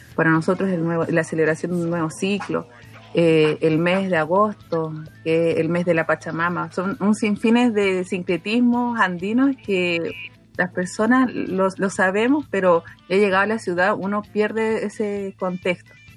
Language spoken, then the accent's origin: Spanish; Colchane, Tarapacá, Chile; first language Aymara; Spanish is a second language; now in Antofagasta, Chile; yo provengo del pueblo de Colchanes, mis padres son del interior de Iquique. Eh, mi papá es de Colchane, mi mamá es de Parajaya